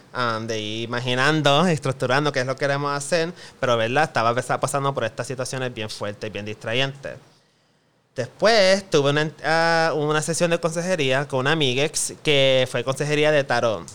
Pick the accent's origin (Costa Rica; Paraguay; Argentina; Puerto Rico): Puerto Rico; Como gente boricua